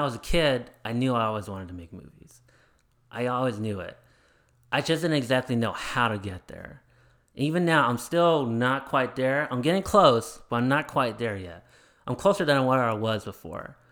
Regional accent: Arizona, United States; also born or lived in Chandler; I grew up in Arizona

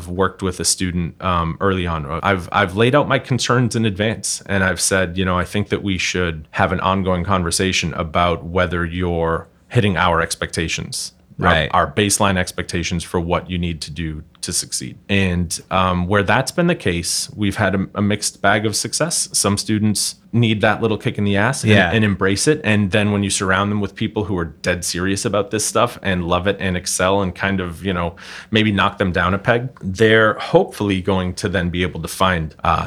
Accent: Boston, Massachusetts, United States; I had a very, very good early education. It was in Roxbury. I went to the Ralph Waldo Emerson Elementary School where my mother served lunch.

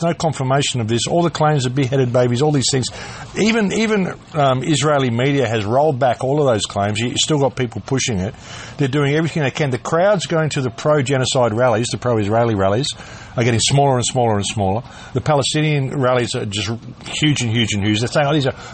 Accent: Adelaide, South Australia, Australia; Where I grew up in Adelaide

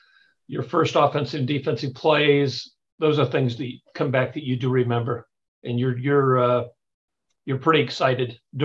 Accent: Nebraska, United States; growing up in Nebraska

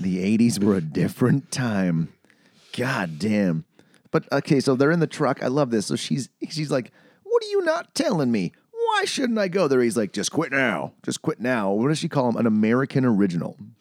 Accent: Canada; as a Canadian

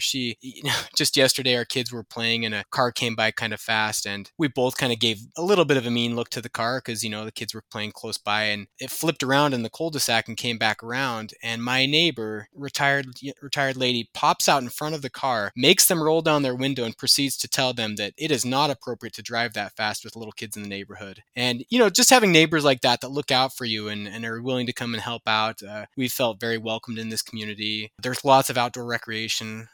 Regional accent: Idaho Falls, Idaho, United States; moved away as an adult; also born or lived in Washington / Minnesota / Utah; now in Helena, United States; I grew up in Idaho Falls, Idaho

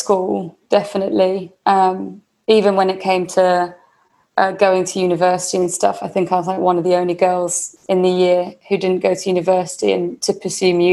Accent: Warwickshire, West Midlands, United Kingdom; I grew up in Warwickshire, which is the Midlands, right in the middle of England

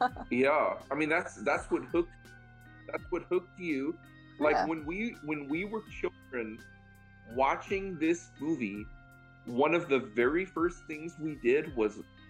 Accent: Southern California, United States; born or raised there; accent: valley girl

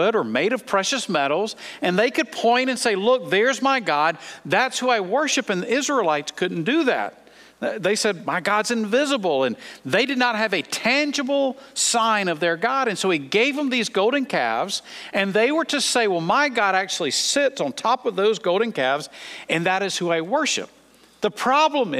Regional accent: United States; as American Christians

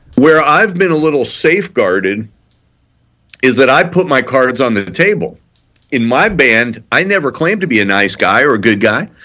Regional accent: Highland Park, Illinois, United States; moved away; this is my hometown

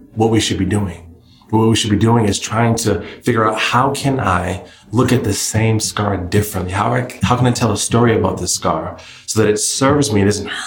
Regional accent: New England, United States; I'm from New England

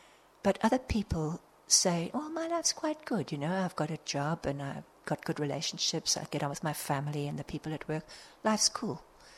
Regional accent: South Africa; also born or lived in England; now in Australia; they shipped everybody out, so we landed in South Africa. Oh. And then I left there and went and lived in England for a few years and then found my way to Au

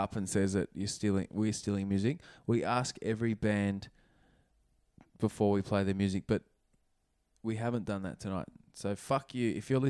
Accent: New Zealand; Benefits of being a Kiwi, fuck mate, the music over there is the tits.

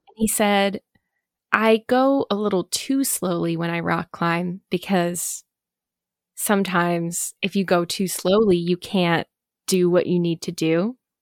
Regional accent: New Jersey, United States; I grew up in New Jersey.

